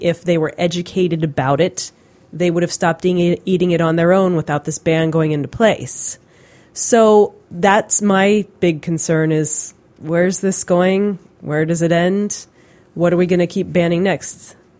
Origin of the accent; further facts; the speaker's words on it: Pennsylvania, United States; I'm from Pennsylvania